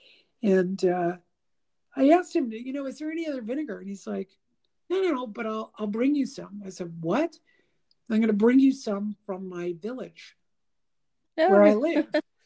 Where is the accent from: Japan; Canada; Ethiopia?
Canada; first language English; we're from Canada